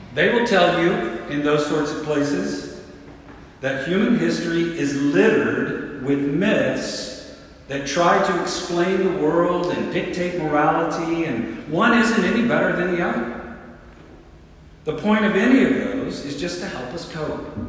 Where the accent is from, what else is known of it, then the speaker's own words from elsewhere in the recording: the South, United States; moved away; I grew up in the South where everyone is a Christian.